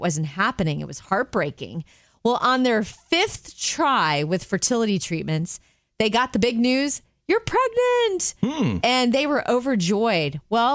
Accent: Jupiter, Florida, United States; moved away as an adult; also born or lived in Chicago; I grew up in Jupiter and went to school near Chicago

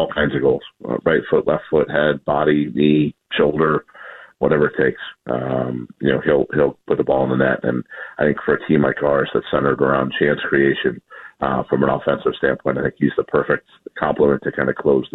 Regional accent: Chicago, Illinois, United States; now in Seattle, United States; I am from Chicago

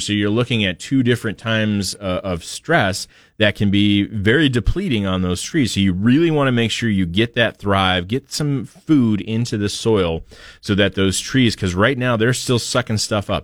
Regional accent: Portland, United States; my parents had growing up in Portland

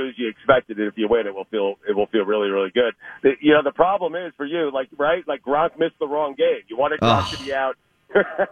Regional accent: Long Island, New York, United States; I grew up in on Long Island, up in New York

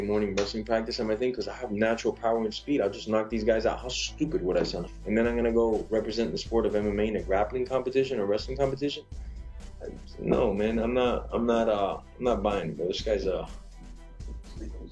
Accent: Miami, Florida, United States; I'm from Miami

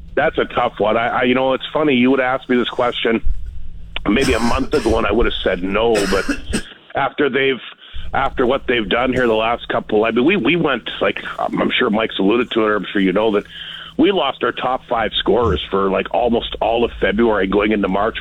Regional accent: Flin Flon, Manitoba, Canada; broadcasting for my hometown team since '97

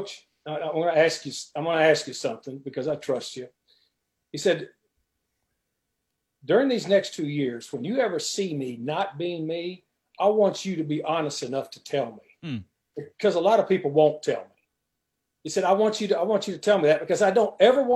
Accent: West Texas, United States; moved away as an adult; I grew up in West Texas.

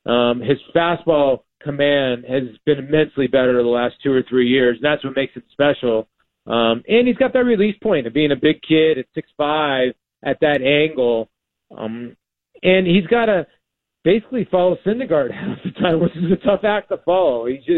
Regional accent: Phoenix, Arizona, United States; also born or lived in Brooklyn, New York; When I was born in Brooklyn, and then I moved out to Arizona when I was young.

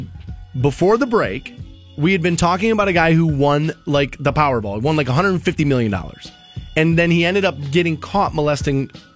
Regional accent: Maple Heights, Ohio, United States; growing up in Maple Heights, Ohio.

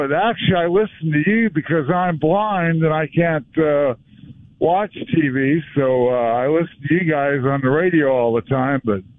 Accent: Southern California, United States; And I'm from Southern California

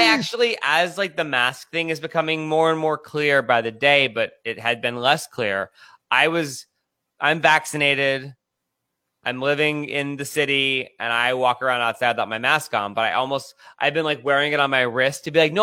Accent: Scranton, Pennsylvania, United States; moved away; I'm from Scranton

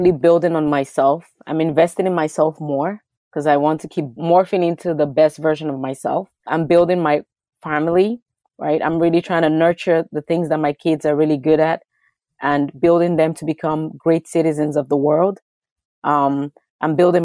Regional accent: Lagos, Nigeria; moved away; I was born in a Nigerian culture. I lived in Lagos, Nigeria

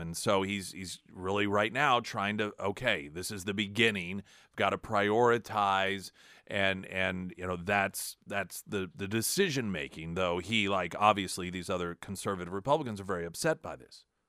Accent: United States; also born or lived in Springfield; as an American

